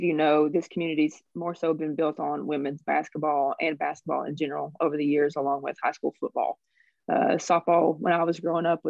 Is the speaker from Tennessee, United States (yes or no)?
yes; Oliver Springs, Tennessee, United States; I'm from this county as well.